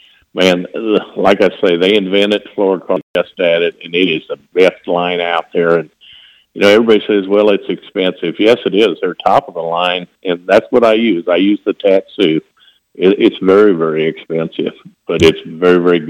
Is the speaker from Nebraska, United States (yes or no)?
yes; Nebraska, United States; moved away; I grew up in Nebraska